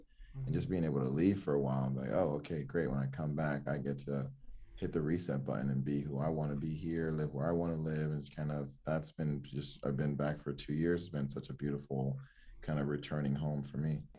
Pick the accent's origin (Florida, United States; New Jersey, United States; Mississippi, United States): Florida, United States; Miami; also born or lived in Oregon; I grew up in Miami, Florida